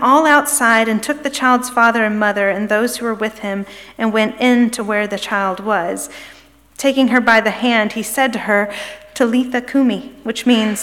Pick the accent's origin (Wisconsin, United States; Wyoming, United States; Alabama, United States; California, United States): Alabama, United States; Birmingham; moved away as an adult; also born or lived in Kentucky / New York State; now in Memphis, United States; We moved here from Birmingham, which is where my husband and I are both from originally